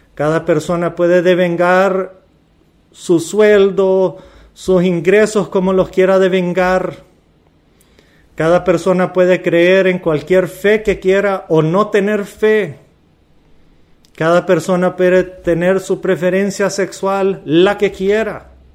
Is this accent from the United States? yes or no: no; Honduras; como hondureño